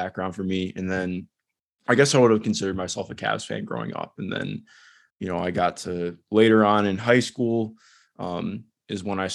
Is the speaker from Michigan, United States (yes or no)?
no; just outside Cleveland, Ohio, United States; I grew up just outside Cleveland as a kid